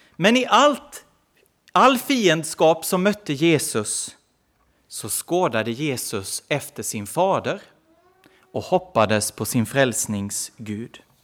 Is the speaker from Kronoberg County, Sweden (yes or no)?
yes; Växjö, Kronoberg County, Sweden; Nu är jag inte i Växjö just, där jag kommer ifrån, men ganska nära.